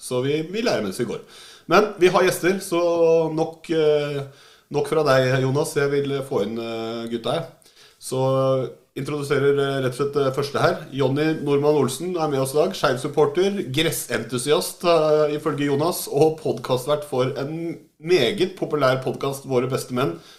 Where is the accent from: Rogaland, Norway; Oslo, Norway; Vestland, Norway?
Oslo, Norway; Jeg er jo fra Oslo sjøl